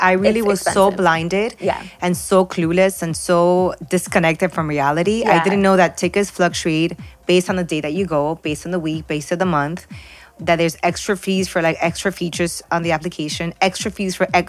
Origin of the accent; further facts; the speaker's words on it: Miami, Florida, United States; By the way, we are based in Miami. So we live in Florida. We grew up in Miami.